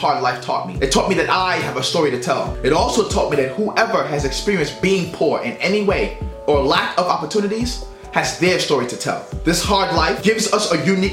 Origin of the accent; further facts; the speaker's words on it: New York City, New York, United States; growing up in Brooklyn, New York during the 90s was hard